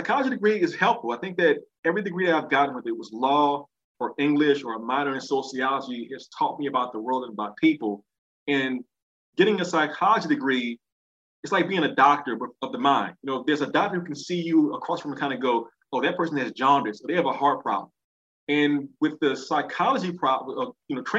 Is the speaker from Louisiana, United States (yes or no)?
yes; New Orleans, Louisiana, United States; I grew up in New Orleans East, which is an area of the city